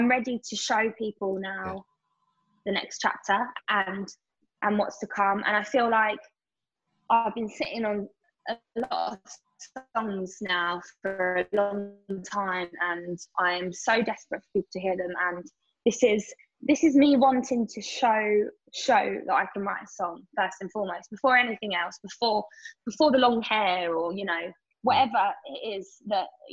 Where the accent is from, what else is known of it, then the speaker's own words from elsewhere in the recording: Essex, East of England, United Kingdom; especially as a young girl and especially growing up in Essex